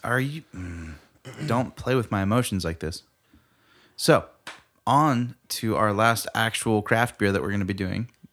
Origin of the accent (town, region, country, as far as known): United States